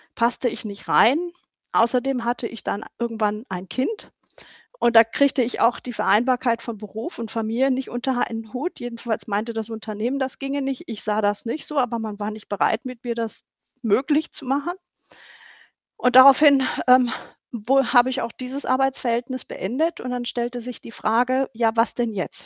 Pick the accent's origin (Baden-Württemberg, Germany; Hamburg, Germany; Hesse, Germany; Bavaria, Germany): Baden-Württemberg, Germany; Stuttgart; moved away as an adult; now in North Rhine-Westphalia, Germany; Ich bin in Stuttgart aufgewachsen